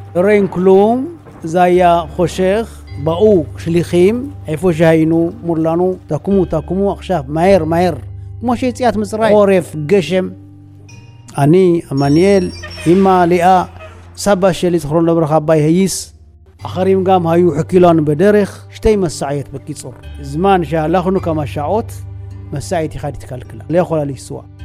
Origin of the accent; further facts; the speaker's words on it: Asgede, Tigray, Ethiopia; Hebrew is a second language; moved away as an adult; now in Israel; נולדתי באסגדה. בגדול זה נקרא זה טיגריי.